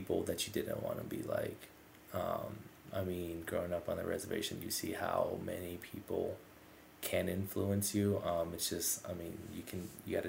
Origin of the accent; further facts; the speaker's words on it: Mescalero, New Mexico, United States; moved away as an adult; now in Albuquerque, United States; my first part of growing up in Mescalero, I grew up in the Parma Loop subdivision.